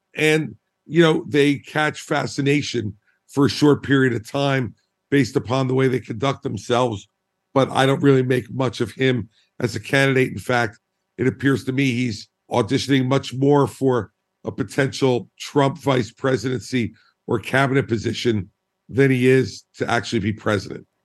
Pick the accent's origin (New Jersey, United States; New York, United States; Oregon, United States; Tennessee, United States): New Jersey, United States; I'm a Republican from New Jersey